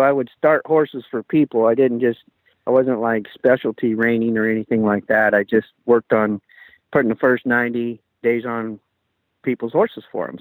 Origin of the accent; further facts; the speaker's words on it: Kenai Peninsula, Alaska, United States; I grew up on the Kenai Peninsula in Alaska.